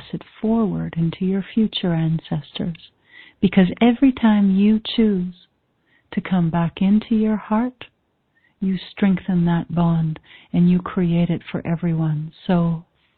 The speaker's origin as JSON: {"language": "English", "country": "Canada", "said": "I'm Canadian"}